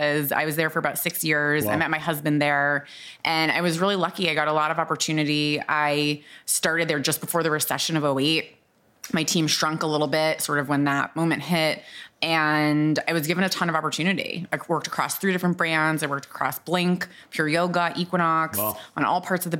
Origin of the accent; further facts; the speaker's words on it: Boston, Massachusetts, United States; moved away as an adult; also born or lived in New Orleans; I grew up in Boston